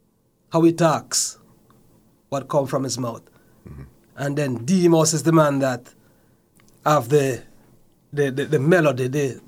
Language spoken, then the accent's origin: English; Saint Mary, Jamaica; My early childhood is in the parish of St. Mary.